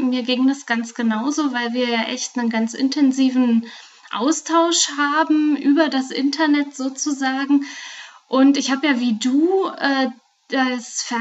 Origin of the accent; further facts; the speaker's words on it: Brandenburg, Germany; now in Frankfurt am Main, Germany; Und ja, ganz ursprünglich komme ich äh, ganz aus der Nähe von Potsdam und habe in Berlin internationale BWL studiert